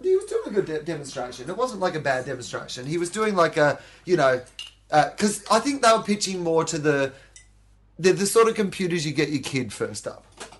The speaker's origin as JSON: {"language": "English", "country": "Australia", "said": "I love Australians, but there is a fucking, there's one part of being Australian that really shits me"}